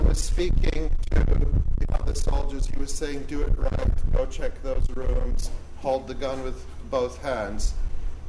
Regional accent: United States; our American leaders

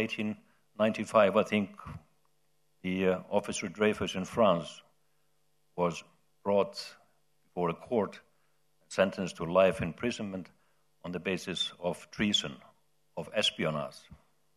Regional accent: Iceland; my home country, Iceland

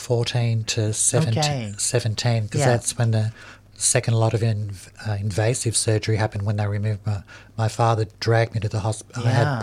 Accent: Melbourne, Victoria, Australia; I grew up in Fitzroy Housing Commission.

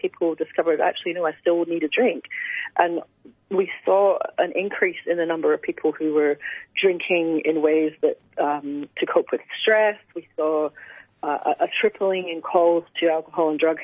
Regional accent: Scotland, United Kingdom; since I was basically a teenager growing up in Scotland

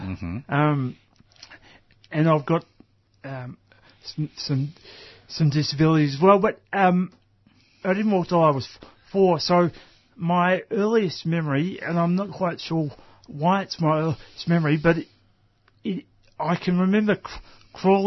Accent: Melbourne, Victoria, Australia; I was born in Melbourne

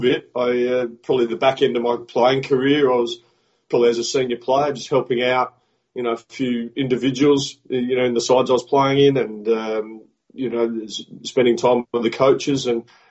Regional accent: Adelaide, South Australia, Australia; coach the Adelaide Strikers in the Big Bash League in Australia. So, which is my hometown

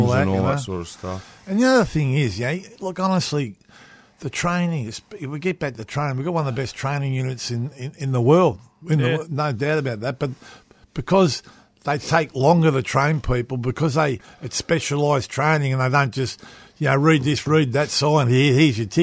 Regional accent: Australia; we're half Irish anyway in Australia

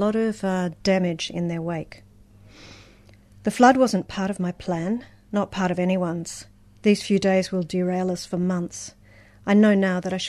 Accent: Brisbane, Queensland, Australia; moved away; I grew up in Brisbane.

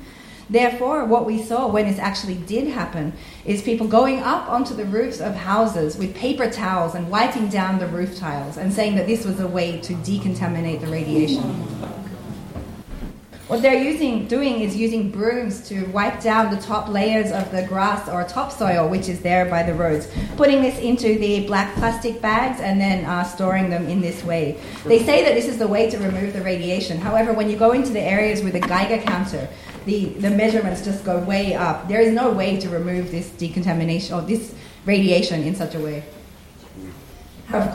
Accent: Iitate, Fukushima, Japan; I am here from Itate Village in Fukushima, which is one of the areas which was affected by the nuclear power plant accident which happened in Japan 7 years ago.

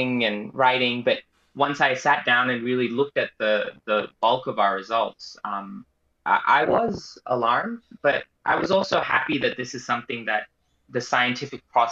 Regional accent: Australia; as an Australian

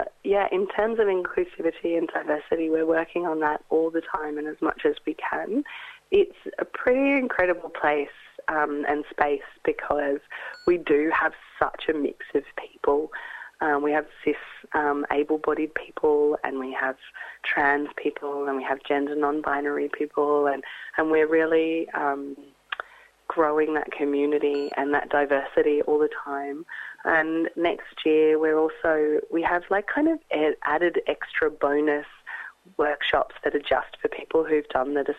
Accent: Australia; moved away as an adult; also born or lived in London / Europe; I am Australian, but I returned after 10 years away

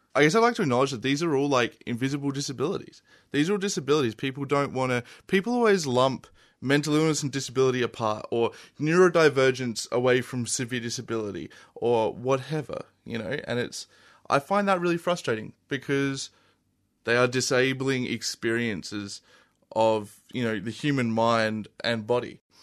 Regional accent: Adelaide, South Australia, Australia; moved away as an adult; I'm from Adelaide. I originally grew up there and I moved here, uh, a little over a year ago.

